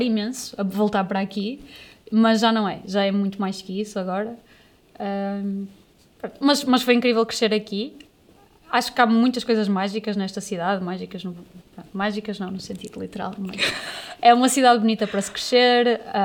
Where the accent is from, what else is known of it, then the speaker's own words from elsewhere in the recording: Amarante, Norte, Portugal; now in Porto, Portugal; eu digo que sou da Amarante, eu não digo que sou do Porto